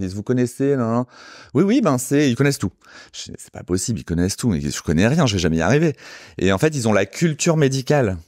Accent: Sarcelles, Île-de-France, France; je suis euh, banlieusard, je viens de Sarcelles.

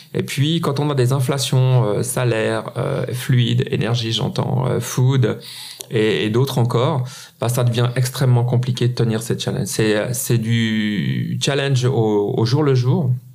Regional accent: Switzerland; en Suisse. Hein. Un petit pays comme le nôtre

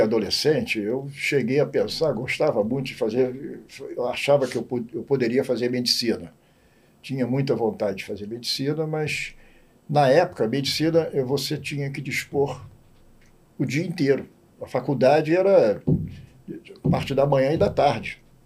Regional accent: Rio de Janeiro, Brazil; also born or lived in Campinas; Tijuca, que eu morava na Tijuca, nasci e me criei na Tijuca

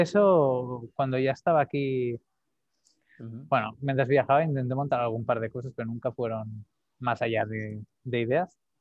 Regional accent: Calella, Catalonia, Spain; Nací en Calella, un pueblo aquí al norte de Barcelona, en la costa

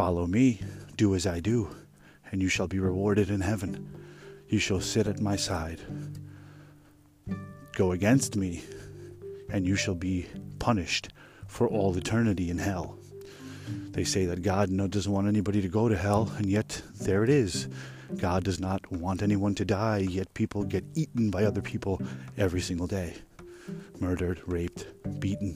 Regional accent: United States; here we are in America

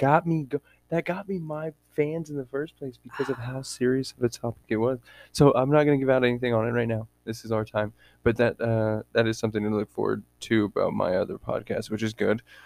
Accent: Texas, United States; moved away as an adult; now in Washington State, United States; I'm from Texas

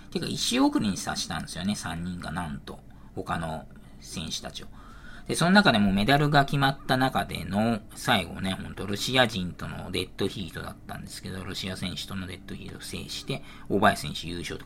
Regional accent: Saitama, Japan; 埼玉県出身

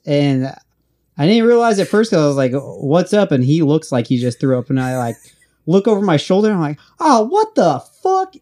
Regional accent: Oregon, United States; moved away as an adult; I was from Oregon

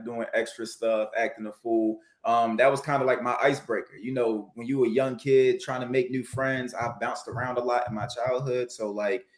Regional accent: Baltimore, Maryland, United States; I'm from Baltimore, Maryland

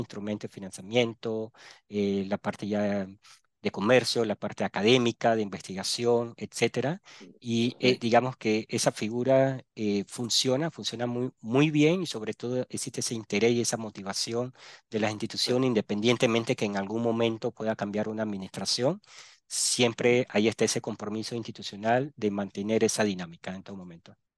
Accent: Panama City, Panama; also born or lived in Barranquilla, Colombia; yo soy natal de Barranquilla, Colombia, costa atlántica de Colombia, me crié en Panamá, en la ciudad de Panamá

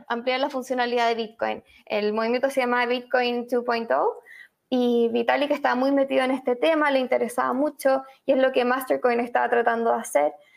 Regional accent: Chile; moved away; also born or lived in Argentina / Madrid / New York; como quizás algunos pueden intuir por mi acento, soy chilena, periodista

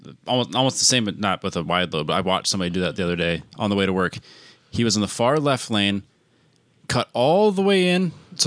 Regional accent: United States; I'm an American.

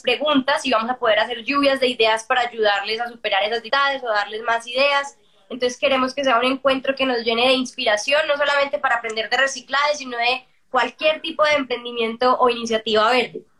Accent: Colombia; como colombianos

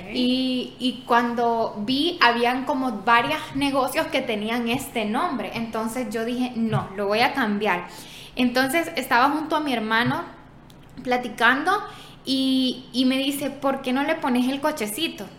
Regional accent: San Miguel, El Salvador; Yo soy de San Miguel

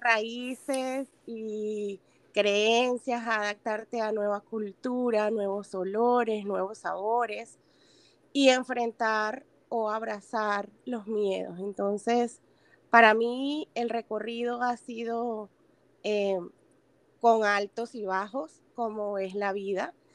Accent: Venezuela; moved away; soy venezolana

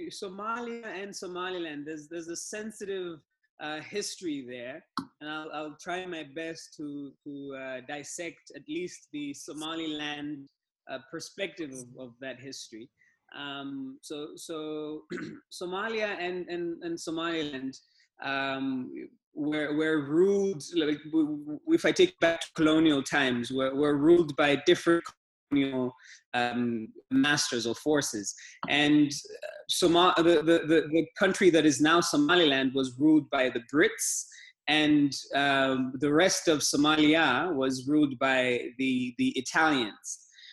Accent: Dar es Salaam, Tanzania; Like you said, I'm from Tanzania. I'm from Dar es Salaam, Tanzania. That's where I live and work.

